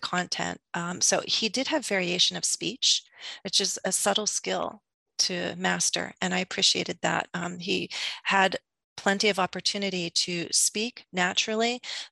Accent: United States; accent: American English; as an American English speaker

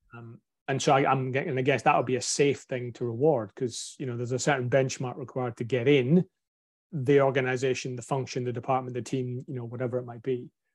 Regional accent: Scotland, United Kingdom; accent: broad Scottish; my broad Scottish accent

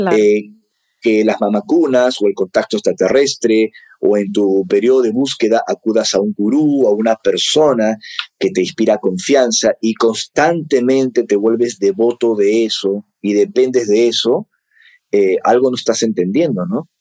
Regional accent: Peru; me toca como peruano

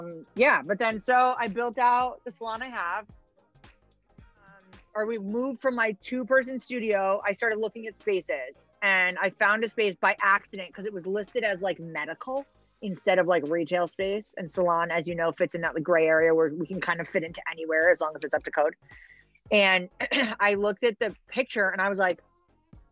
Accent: hometown near Southbury, Connecticut, United States; to be in my hometown that I grew up

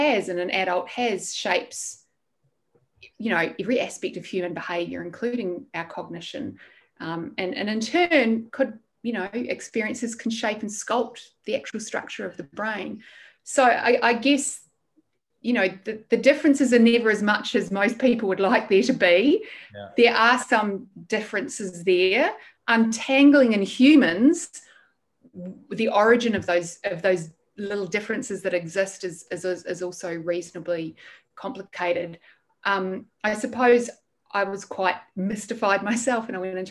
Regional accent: New Zealand; also born or lived in United Kingdom; now in Australia; I'm a Kiwi. I grew up in New Zealand.

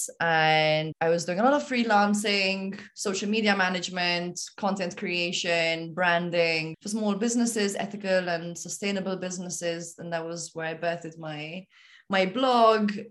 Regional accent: Malta; moved away as an adult; now in Nepal; I am from Malta. I was born and raised in Malta

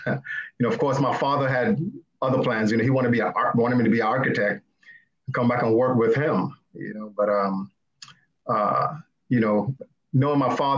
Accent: Saint Thomas, U.S. Virgin Islands; Well, so as you said earlier, I grew up in the Virgin Islands, St. Thomas to be exact, the best island, right?

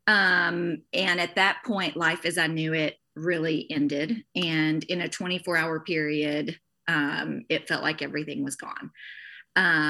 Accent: the South, United States; also born or lived in Morgantown, Kentucky; I grew up in the South and there's a church on every corner

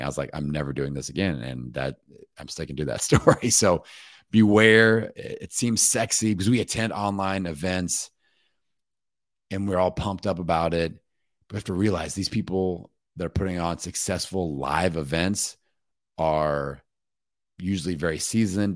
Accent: Bloomington, Indiana, United States; my hometown in Bloomington, Indiana

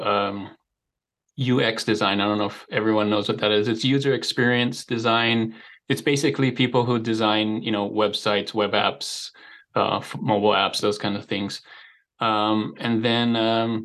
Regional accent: Hawaii, United States; moved away as an adult; now in Utah, United States; I was born and raised in Hawaii, so you may have picked up a slight accent.

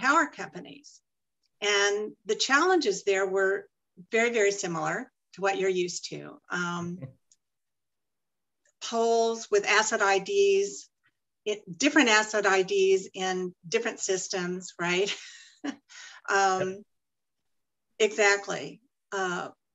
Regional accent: Dallas, Texas, United States; now in Arizona, United States; I'm actually from Dallas. I grew up in Oak Cliff

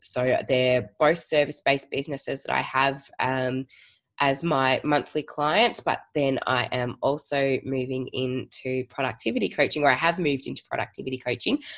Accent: Geelong, Victoria, Australia; moved away as an adult; now in Melbourne, Australia; I am originally from Geelong and moved to Melbourne uh, just over 10 years ago now

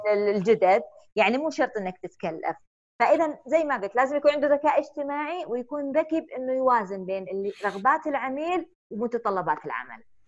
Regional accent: Saudi Arabia; إحنا سعوديين

